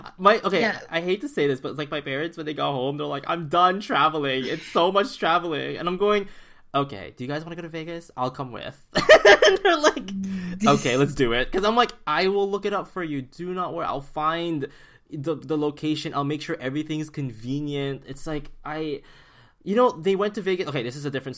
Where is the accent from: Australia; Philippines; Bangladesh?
Philippines; now in Vancouver, Canada; coming from a tropical country as like a Filipino such as myself